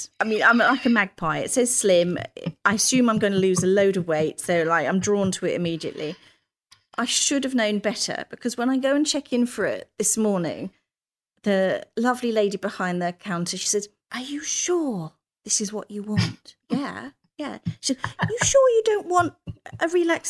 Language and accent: English; United Kingdom; being such a Brit